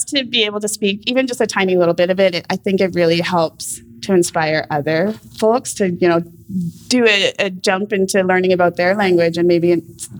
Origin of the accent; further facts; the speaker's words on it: Canada; I come from the Gitgatla, Nishka Cree, and Soto Cree and Métis Nations.